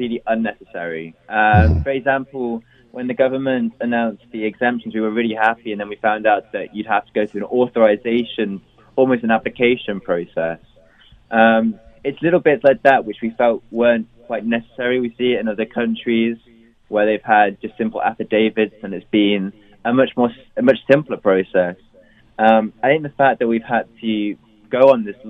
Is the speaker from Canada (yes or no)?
no; United Kingdom; born or raised there